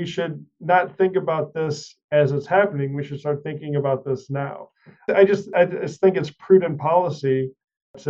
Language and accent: English; United States; as an American